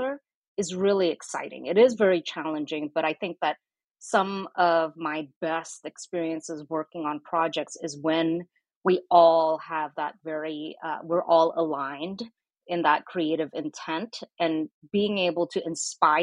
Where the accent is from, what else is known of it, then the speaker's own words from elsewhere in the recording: Singapore; also born or lived in Indonesia; now in United States; I didn't grow up in the US. You know, I was born in Indonesia. I grew up in Singapore